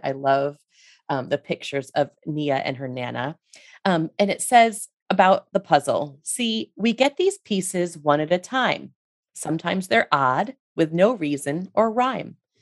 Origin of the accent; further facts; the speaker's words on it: Rhode Island, United States; I'm from Rhode Island myself